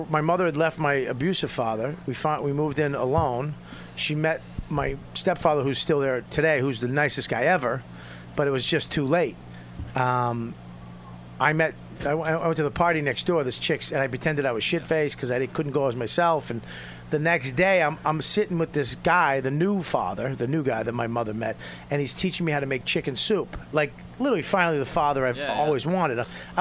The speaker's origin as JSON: {"language": "English", "town": "Medford", "region": "Massachusetts", "country": "United States", "said": "I'm from West Medford."}